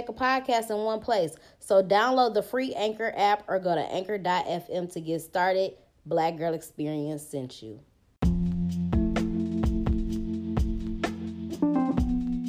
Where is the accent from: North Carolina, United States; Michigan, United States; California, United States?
Michigan, United States; Detroit; I'm from Detroit. Every nigga from Detroit got hustle in their blood